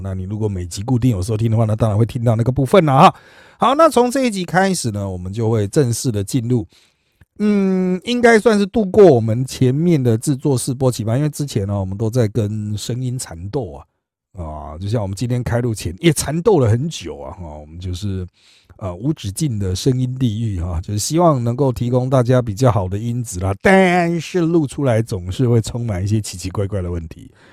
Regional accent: Miaoli County, Taiwan; 我是苗栗人

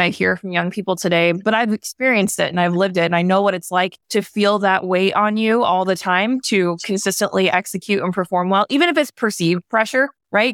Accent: the South, United States; I was raised in the South

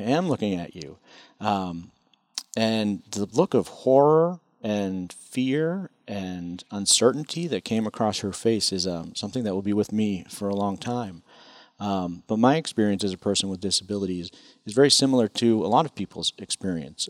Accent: Chelmsford, Massachusetts, United States; now in Washington, D.C., United States; I grew up in Chelmsford

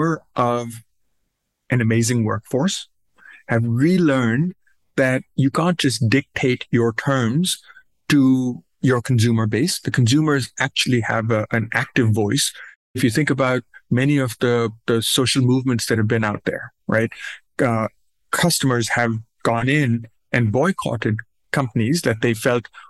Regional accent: Pakistan; moved away as an adult; now in United States; I grew up in South Asia. I was born and raised in Pakistan.

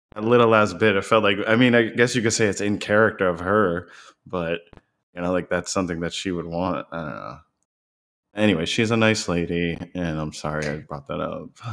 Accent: Florida, United States; also born or lived in Massachusetts; I was born in Florida, raised here

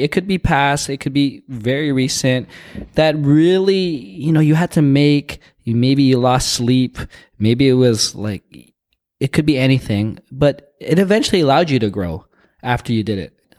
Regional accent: Toronto, Ontario, Canada; I'm from Toronto

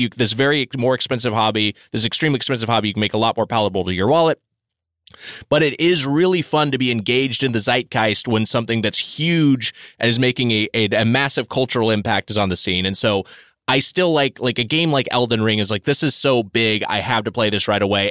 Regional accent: Southern California, United States; I grew up in Southern California

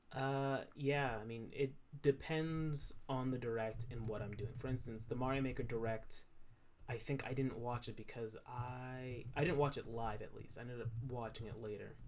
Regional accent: New York, United States; I'm a New Yorker.

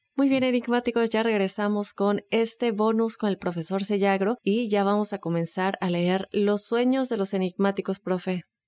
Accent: Mérida, Yucatán, Mexico; Mi bello Mérida, Joel, mi ciudad

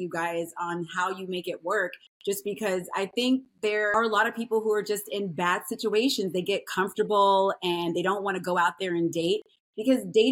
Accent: Texas, United States; I'm from Texas

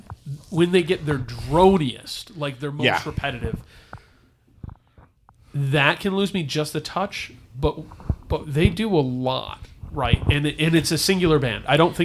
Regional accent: Colorado, United States; moved away; And I, as a younger person, I always identified with the West Coast because I was born in Colorado. I like all the Denver sports teams. I really liked it there. I went to California when I was really young and liked it.

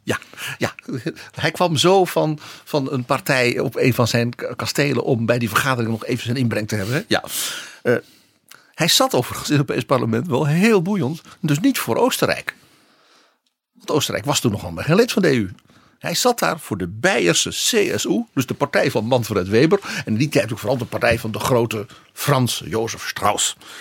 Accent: Netherlands; als Nederlander

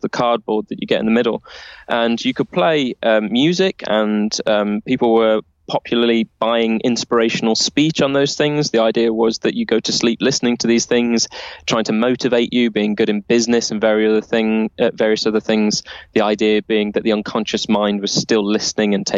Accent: Nottingham, East Midlands, United Kingdom; my hometown of Nottingham

